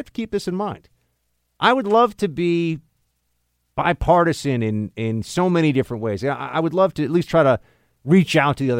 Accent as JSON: {"language": "English", "town": "New York City", "region": "New York", "country": "United States", "tie": "born or raised there"}